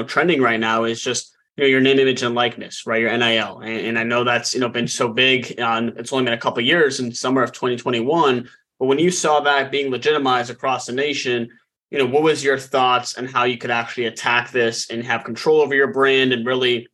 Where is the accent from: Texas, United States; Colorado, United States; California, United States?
Colorado, United States; Denver; I'm from Denver